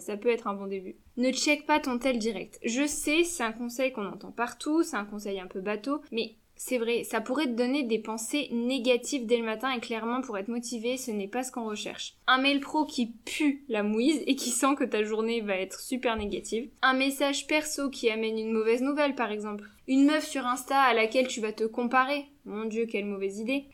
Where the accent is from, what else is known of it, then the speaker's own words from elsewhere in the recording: Lille, Hauts-de-France, France; je suis lilloise